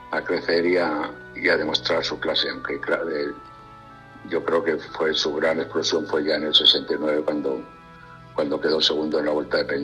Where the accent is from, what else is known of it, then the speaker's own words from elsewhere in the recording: Spain; now in France; hace 10 años que salí de España para Francia y es donde he estado hasta ahora.